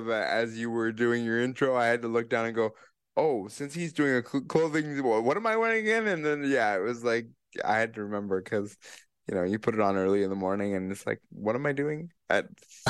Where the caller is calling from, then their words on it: Kitchener, Ontario, Canada; I'm coming from Kitchener, Ontario, and I'm wearing a t-shirt with blue and green